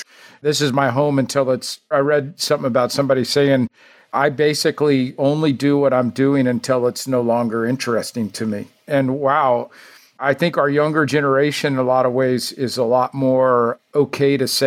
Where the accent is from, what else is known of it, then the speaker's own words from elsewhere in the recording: Houston, Texas, United States; growing up in Houston and being around this industry for so many years